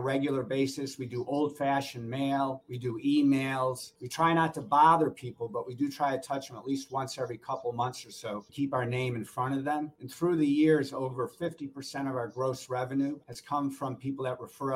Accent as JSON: {"language": "English", "town": "Norfolk", "region": "Virginia", "country": "United States", "said": "I'm from Norfolk, Virginia"}